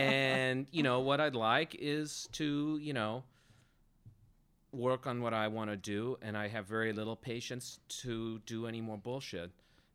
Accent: Los Angeles, California, United States; I'm from the West Side.

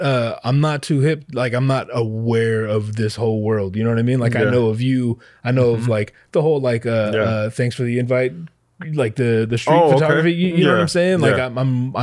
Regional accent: Hawaii, United States; I'm from here, but Hawaii.

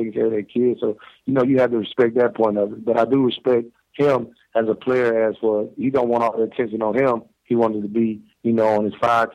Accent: Tuscaloosa, Alabama, United States; right now I'm down here in Tuscaloosa, Alabama, my hometown

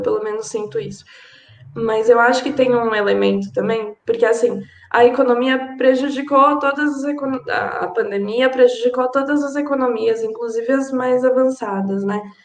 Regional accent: São Paulo, Brazil; eu não sou nem carioca, nem fluminense, é, sou aqui de São Paulo

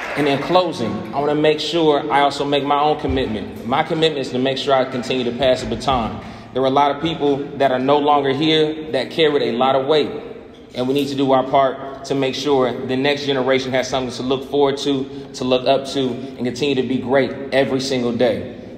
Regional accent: Kokomo, Indiana, United States; moved away as an adult; now in Atlanta, United States; my hometown, to the city of First

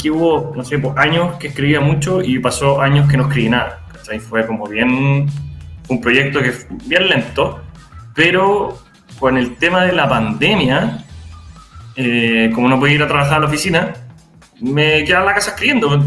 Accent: Rancagua, O'Higgins, Chile; Eh, bueno … eh, soy de Rancagua

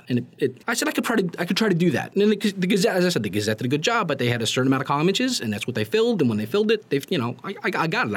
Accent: Bergen County, New Jersey, United States; moved away as an adult; now in Germantown, Maryland, United States; I grew up in North Jersey where, you know, if you're unfamiliar with the way North Jersey is in Bergen County where I grew up

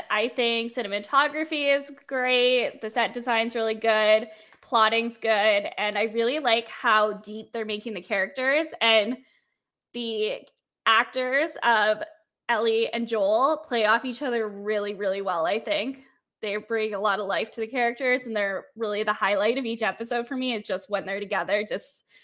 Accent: Calgary, Alberta, Canada; And they're actually filming it in my hometown.

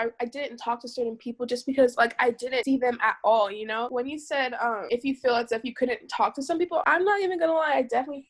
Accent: United States; I was born in America, but my parents came from Ghana, so I'm first generation American.

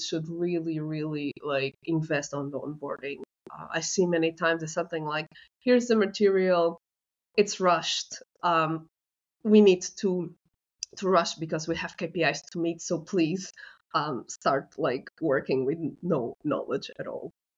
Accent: Portugal; I'm from Portugal

